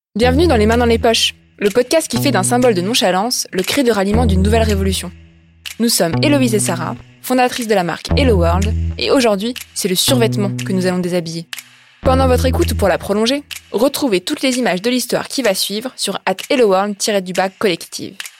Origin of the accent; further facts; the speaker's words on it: Aubervilliers, Île-de-France, France; Donc moi j'ai grandi à Aubervilliers, en Seine-Saint-Denis